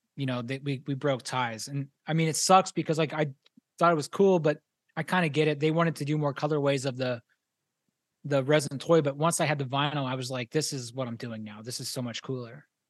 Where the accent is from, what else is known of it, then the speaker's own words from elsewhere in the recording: Pittsburgh, Pennsylvania, United States; moved away; I'm originally from Pittsburgh